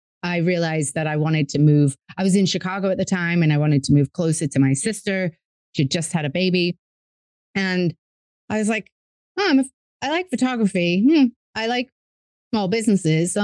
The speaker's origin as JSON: {"language": "English", "region": "England", "country": "United Kingdom", "moved": "as an adult", "lives_now": "New York, United States", "said": "as you can tell by my accent, I'm from England, but my dad's American. And after undergrad, I moved to America. I'm currently in New York"}